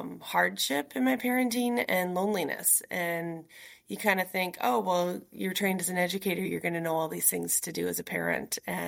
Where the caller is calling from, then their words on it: Nashville, Tennessee, United States; Yeah, I'm joining you from Nashville, Tennessee.